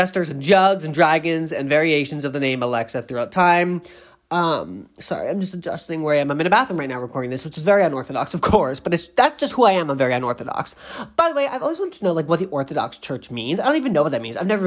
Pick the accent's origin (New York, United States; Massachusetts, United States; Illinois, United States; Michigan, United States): Massachusetts, United States; Boston; I'm from New England because, I am from Boston